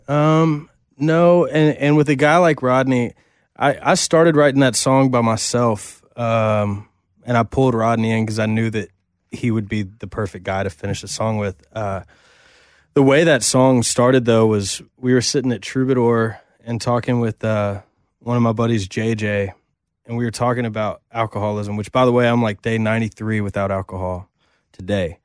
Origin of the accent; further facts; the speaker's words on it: Nashville, Tennessee, United States; we're both Nashville kids, born and raised in Tennessee